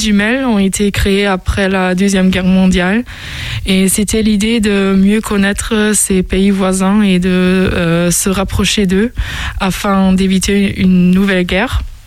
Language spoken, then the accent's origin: French; Osnabrück, Lower Saxony, Germany; French is a second language; moved away as an adult; also born or lived in London, United Kingdom; now in Angers, France; je viens de Osnabrück. Euh, c'est une ville euh, qui est située dans le nord-ouest de l'Allemagne.